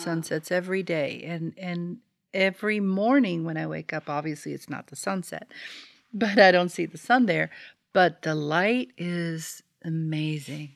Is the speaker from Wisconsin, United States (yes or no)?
no; Florida, United States; I'm from Florida, right? So, so I lived there, and I must have been eight or nine, maybe